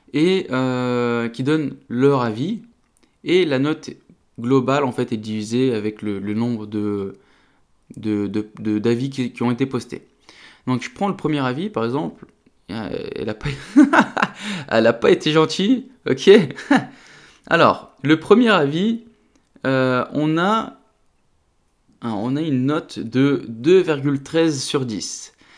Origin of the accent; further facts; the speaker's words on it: the Nord, Hauts-de-France, France; je suis originaire du Nord